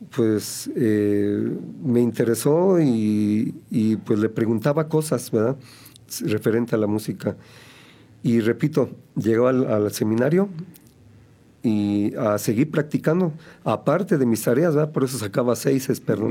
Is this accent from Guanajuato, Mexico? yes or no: yes; Celaya, Guanajuato, Mexico; yo soy originario de Celaya, Guanajuato. Eh, por allá nací.